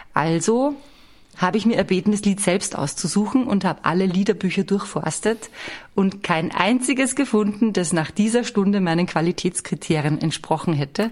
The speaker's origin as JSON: {"language": "German", "country": "Austria", "tie": "born or raised there", "said": "bei uns in Österreich eine Sendung, die hieß Am Dam des. Und die kennt ihr wahrscheinlich nicht. Und mit dieser Sendung bin ich groß geworden"}